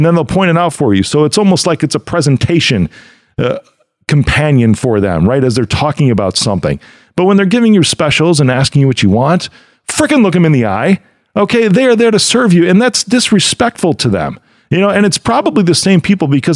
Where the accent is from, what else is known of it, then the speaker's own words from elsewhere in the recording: Chicago, Illinois, United States; my hometown of Chicago